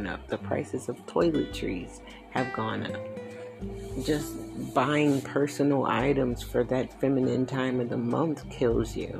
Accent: Willow Grove, Pennsylvania, United States; also born or lived in Philadelphia; I grew up in Willow Grove, PA.

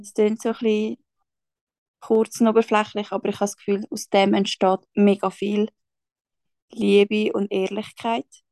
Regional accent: Schwyz, Switzerland; moved away as an adult; now in Zurich, Switzerland; bin aufgewachsen im Kanton Schweiz

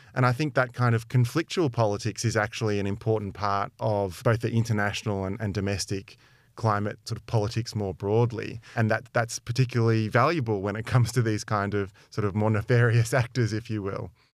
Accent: Melbourne, Victoria, Australia; moved away as an adult; now in London, United Kingdom; I grew up in Melbourne

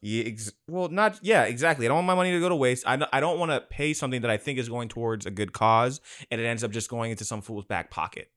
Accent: Hawaii, United States; I don't even know if I'm Hawaiian enough, but I'm from there

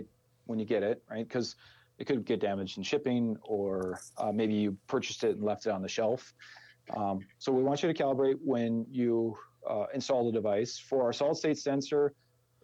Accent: Minnesota, United States; accent: Minnesota; our ridiculous Minnesota accent

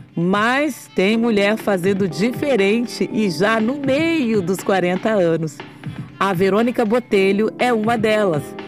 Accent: Brasília, Federal District, Brazil; Durante a minha adolescência em Brasília

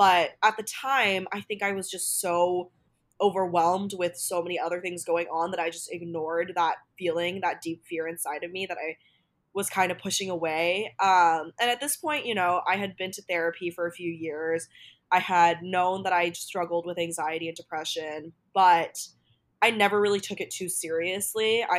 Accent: Hong Kong; I grew up in Asia. I grew up learning Chinese, like Mandarin at school. I grew up around a lot of Chinese culture in Hong Kong.

